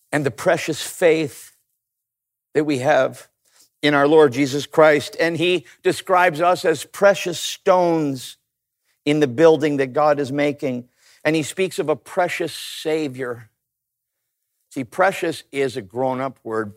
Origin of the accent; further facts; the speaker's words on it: Canada; I grew up in Canada